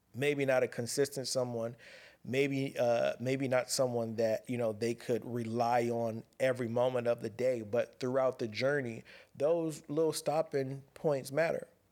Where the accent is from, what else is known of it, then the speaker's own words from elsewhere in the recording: Pasadena, California, United States; I'm a kid from Pasadena, California, ghetto kid